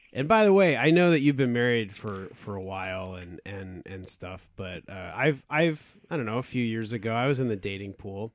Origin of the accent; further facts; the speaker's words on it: Arizona, United States; I grew up in Arizona mostly